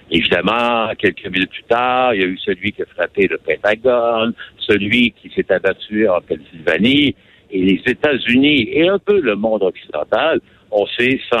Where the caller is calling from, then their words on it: Kingston, Ontario, Canada; je suis près de Kingston, en Ontario.